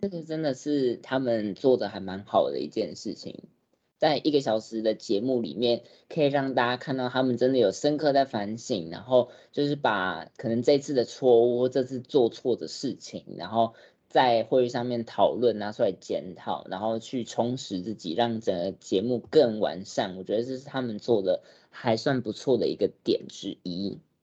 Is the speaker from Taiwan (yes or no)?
yes; Taiwan; 我们台湾人